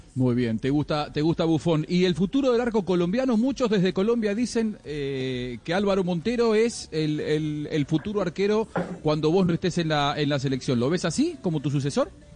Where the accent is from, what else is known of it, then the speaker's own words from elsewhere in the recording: Argentina; como argentino